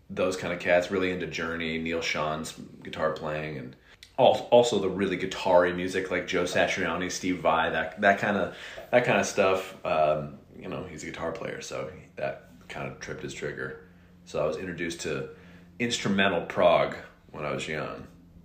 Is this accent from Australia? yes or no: no; Reading, South East England, United Kingdom; a guy from Wales, who still lives in my hometown in Reading